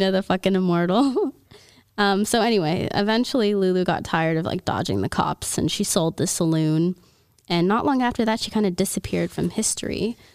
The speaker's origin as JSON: {"language": "English", "region": "Louisiana", "country": "United States", "said": "from Louisiana. I'm from Louisiana."}